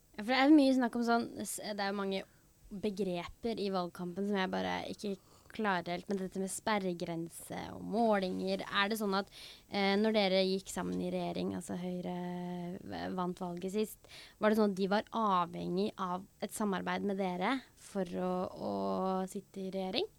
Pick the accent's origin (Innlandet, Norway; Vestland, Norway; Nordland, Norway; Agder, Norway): Innlandet, Norway; Hedmarken; vi er jo fra Hedmarken, eh, begge to.